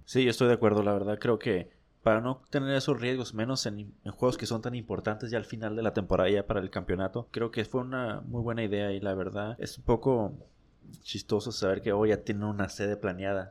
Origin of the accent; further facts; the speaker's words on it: Mexicali, Baja California, Mexico; somos de Mexicali, nos gustan las águilas de Mexicali